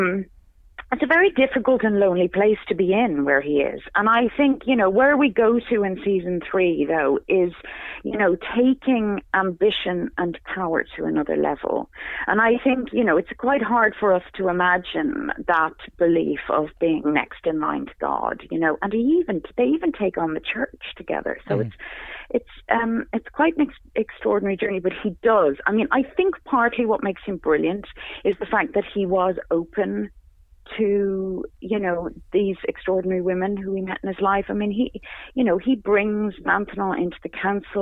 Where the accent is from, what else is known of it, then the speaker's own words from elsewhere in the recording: Ireland; I'm Irish